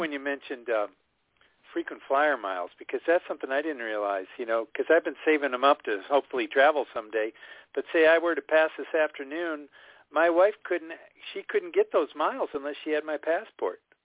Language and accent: English; Michigan, United States; now in Seattle, United States; I grew up in Michigan